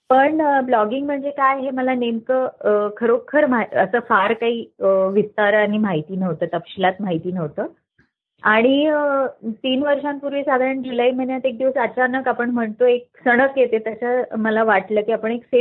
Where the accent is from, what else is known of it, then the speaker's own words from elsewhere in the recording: Aurangabad, Maharashtra, India; मी मराठवाड्यातली आहे औरंगाबादची मूळची बीडची